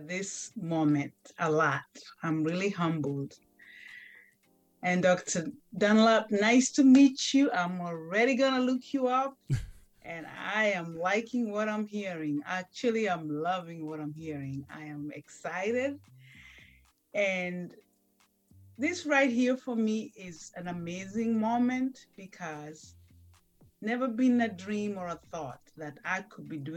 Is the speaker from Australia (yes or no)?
no; Kenya; moved away as an adult; now in United States; I was raised and born in Kenya, little village